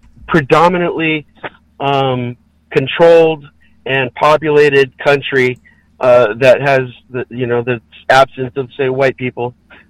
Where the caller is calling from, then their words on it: California, United States; in California.